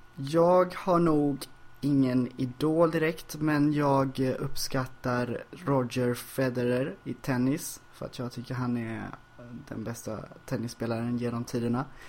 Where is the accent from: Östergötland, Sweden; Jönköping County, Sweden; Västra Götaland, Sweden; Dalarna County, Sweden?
Västra Götaland, Sweden; Ljungskile; now in Stockholm, Sweden; Ljungskile där jag växte upp